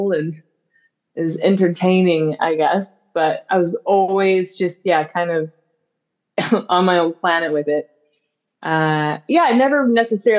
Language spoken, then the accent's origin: English; Grimsby, Ontario, Canada; I grew up in a small town called Grimsby, Ontario